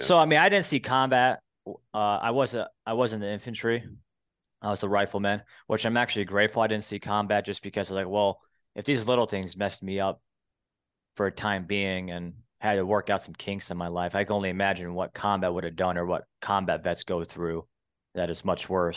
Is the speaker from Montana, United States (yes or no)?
yes; Montana, United States; moved away; I grew up on a ranch when my, my, well, I'm from Montana originally, parents divorced